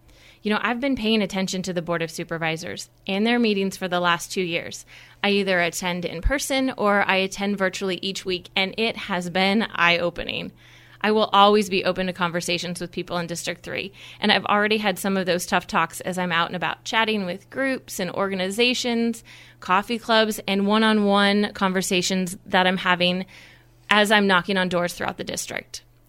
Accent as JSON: {"language": "English", "area": "Guthrie County", "region": "Iowa", "country": "United States", "tie": "born or raised there", "said": "I was raised in Guthrie County, and this is where I've chosen to make my home and my future with my family. Even when I moved away for a short time after college, it was always the plan to move back here."}